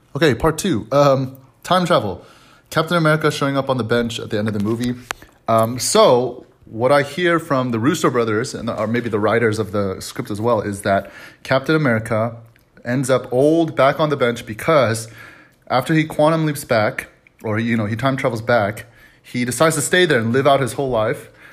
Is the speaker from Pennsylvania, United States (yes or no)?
no; Dallas, Texas, United States; also born or lived in Atlanta; I'm from Dallas.